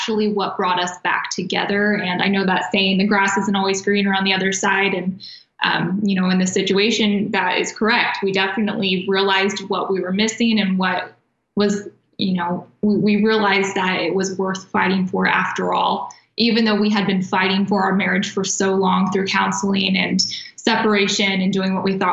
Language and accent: English; Kansas, United States; moved away as an adult; now in Arizona, United States; I'm not from here. All of my family is actually back in the Midwest. We're from Kansas.